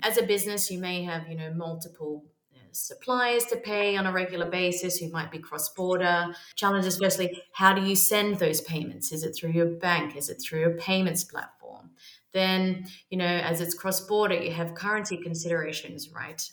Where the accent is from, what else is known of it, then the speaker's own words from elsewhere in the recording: Australia; moved away as an adult; also born or lived in London; now in Barcelona, Spain; I am Australian, lived in London for 11 years, and now currently residing in sunny Barcelona.